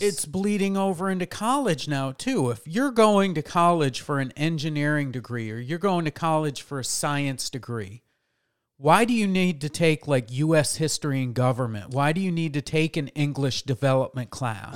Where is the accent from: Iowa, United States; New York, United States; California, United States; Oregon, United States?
New York, United States; moved away; I grew up in New York, and in New York, uh, they make the guys and the girls take home economics.